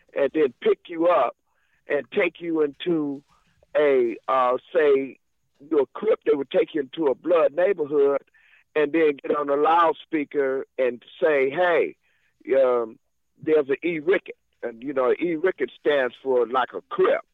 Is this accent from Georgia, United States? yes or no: no; Monterey, California, United States; also born or lived in Watts, Los Angeles; I was born in Monterey, California